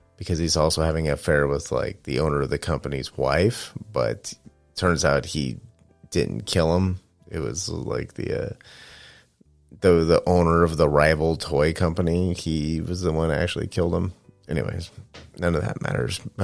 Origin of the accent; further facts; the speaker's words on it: Manteca, California, United States; moved away; also born or lived in San Francisco, California; I first moved out of my hometown of Manteca, California, to San Francisco.